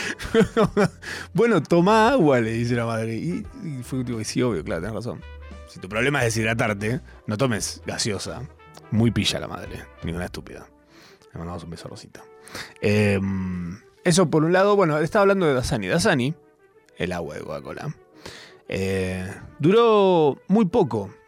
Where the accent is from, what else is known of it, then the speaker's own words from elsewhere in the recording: Argentina; como todo argentino de bien